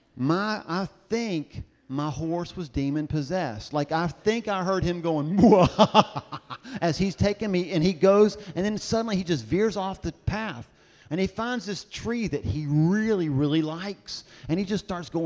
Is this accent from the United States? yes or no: yes; the South, United States; I'm from the South